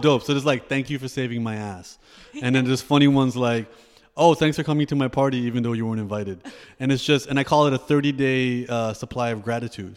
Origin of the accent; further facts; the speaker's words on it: Toronto, Ontario, Canada; I also grew up in Canada